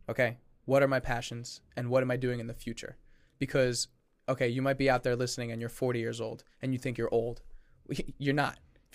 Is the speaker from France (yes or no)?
yes; France; English is a second language; I'm still learning English because I'm from France.